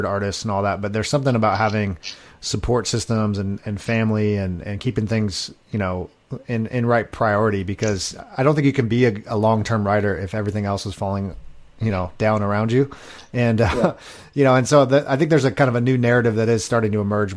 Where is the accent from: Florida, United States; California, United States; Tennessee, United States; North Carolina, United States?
California, United States; Long Beach; I'm originally from Long Beach area